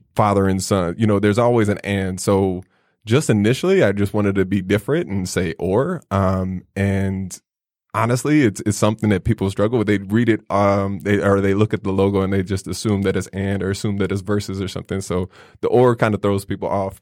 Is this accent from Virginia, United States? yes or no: no; Chicago, Illinois, United States; growing up in Chicago